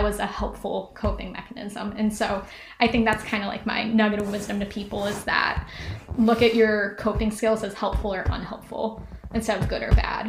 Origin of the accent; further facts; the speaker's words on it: Ohio, United States; I was from Ohio, which is like sea level